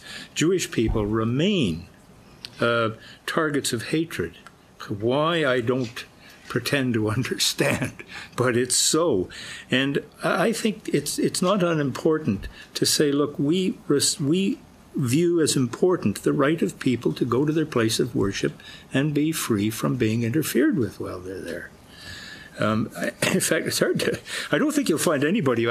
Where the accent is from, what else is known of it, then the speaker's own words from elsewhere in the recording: Canada; I grew up in Canada